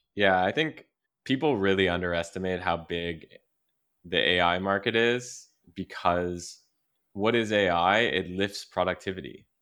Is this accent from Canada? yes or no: yes; Quebec, Canada; growing up in Quebec